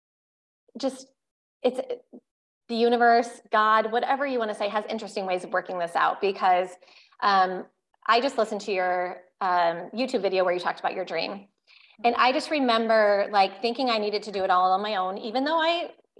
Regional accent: Iowa, United States; I still live in Iowa, unlike you, but born and raised in Iowa

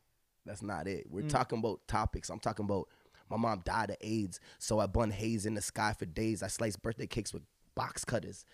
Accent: Toronto, Ontario, Canada; now in London, Canada; I was born in Toronto. My family's out here

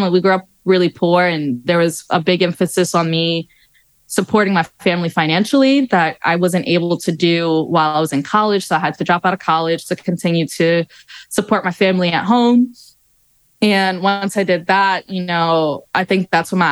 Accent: New York City, New York, United States; born or raised there

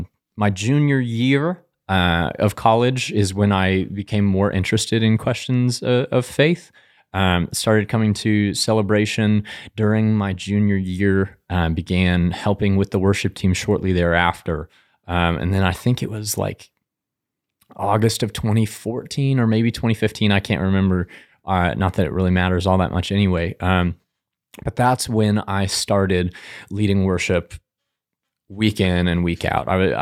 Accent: Denver, Colorado, United States; now in Hays, United States; I'm from Denver. Yes. It's amazing there. My parents still live there. My sister still lives there as well. But I still cling to that Coloradan identity, even though I've been in Hayes almost 10 years now.

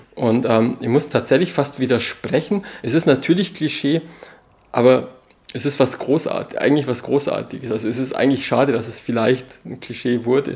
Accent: Allgäu, Bavaria, Germany; das steht für Heimat, also für meine Heimat

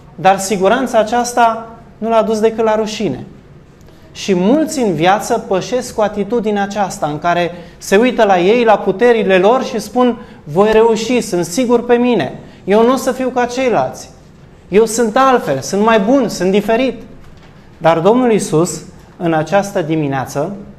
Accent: Romania; Noi ca și români

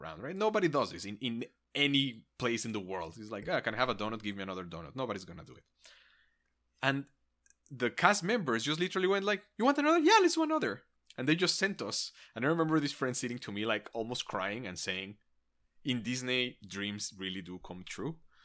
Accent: Mexico; I grew up in Mexico.

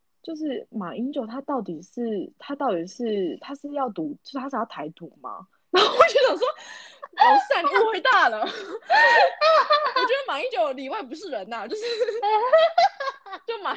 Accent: Taiwan; moved away; 我们身为台湾人

